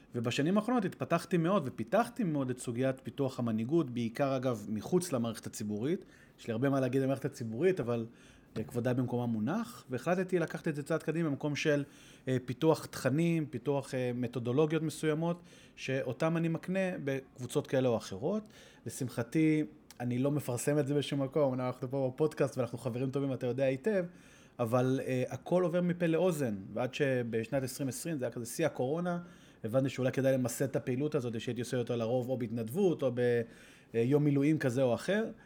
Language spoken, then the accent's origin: Hebrew; Israel; ישראלי, גדלתי פה, אמנם דובר אנגלית